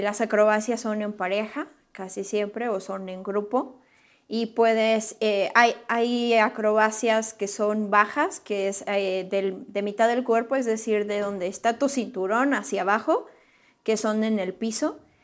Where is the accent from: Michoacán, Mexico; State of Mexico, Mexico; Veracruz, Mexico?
Michoacán, Mexico; Morelia; now in Querétaro, Mexico; yo soy originaria de Morelia, Michoacán y radico ahora en Querétaro